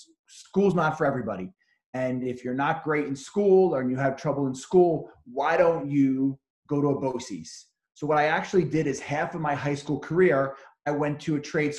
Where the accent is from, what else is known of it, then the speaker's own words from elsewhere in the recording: Bellmore, New York, United States; also born or lived in Suffolk County, New York; I grew up in Belmore, which is in Nassau County.